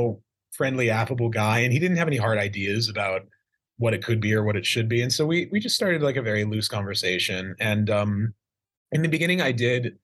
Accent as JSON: {"language": "English", "region": "Idaho", "country": "United States", "tie": "born or raised there", "said": "I grew up in Idaho in a small town"}